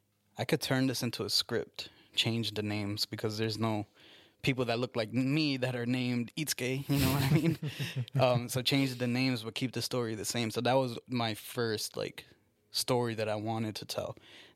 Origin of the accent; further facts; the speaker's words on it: Newburgh, New York, United States; From Newburgh.